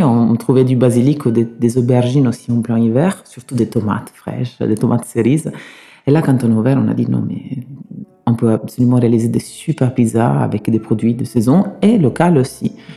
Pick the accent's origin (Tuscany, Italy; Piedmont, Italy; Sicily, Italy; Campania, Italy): Sicily, Italy; French is a second language; moved away as an adult; now in Bordeaux, France; je suis né en Italie, hum, je suis né en Sicile. J'ai travaillé quand j'étais petit dans la restauration